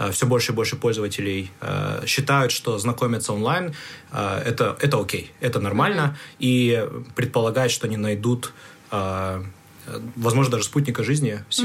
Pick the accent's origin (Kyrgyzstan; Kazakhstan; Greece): Kyrgyzstan; Bishkek; Ну, наверное, для контекста нужно сказать, что я а, приехал из другого города, я приехал из Бишкека. Вот, Бишкек – столица мира, как мы сейчас